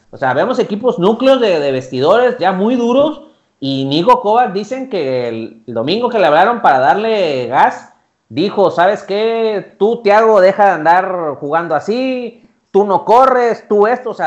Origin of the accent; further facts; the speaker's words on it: Mexico; por lo menos es lo que quisieras ver nosotros como técnicos mexicanos.